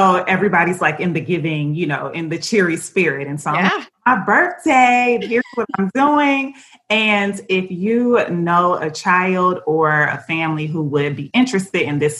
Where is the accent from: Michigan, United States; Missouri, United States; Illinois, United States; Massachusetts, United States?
Michigan, United States; Detroit; my hometown, Detroit